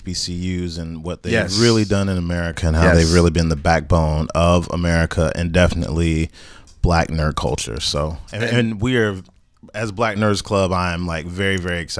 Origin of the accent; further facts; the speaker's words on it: Greensboro, North Carolina, United States; I'm from North Carolina, so shout out to A&T and Bennett, because those are the colleges that were literally... in my neighborhood growing up as a kid, we would go on A&T's campus.